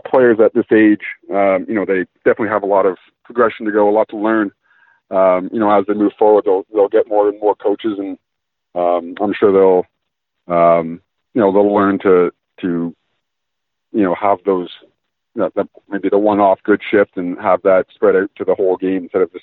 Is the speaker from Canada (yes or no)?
yes; Ontario, Canada; I grew up in Ontario watching the Leafs